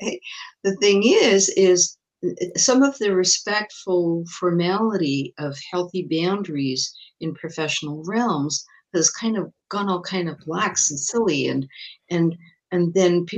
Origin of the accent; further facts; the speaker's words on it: England, United Kingdom; now in Montreal, Canada; I was born in England and I had a kind of pretty traditional, pretty strict British upbringing